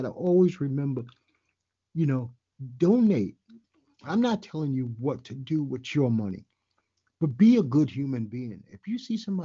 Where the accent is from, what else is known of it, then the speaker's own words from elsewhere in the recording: New York City, New York, United States; I'm born and raised in New York City.